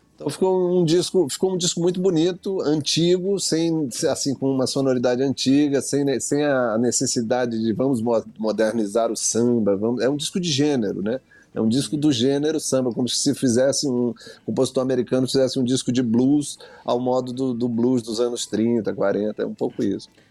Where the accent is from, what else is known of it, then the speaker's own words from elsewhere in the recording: Maranhão, Brazil; Sou do Maranhão, ouvi música popular de rua, né?